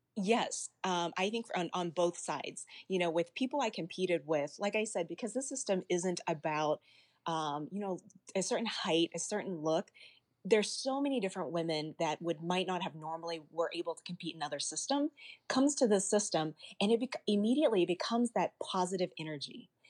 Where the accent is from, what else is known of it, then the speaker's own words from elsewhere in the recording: Arkansas, United States; as a child, I was born in the States, I was actually born in Arkansas, and I remember growing up as a young child